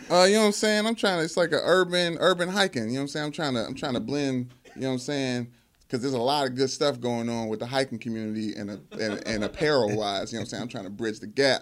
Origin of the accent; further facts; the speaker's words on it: Louisville, Kentucky, United States; Growing up in Louisville